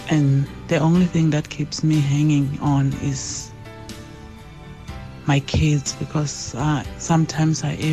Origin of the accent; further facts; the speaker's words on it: Lebombo, Limpopo, South Africa; I'm from Libombo.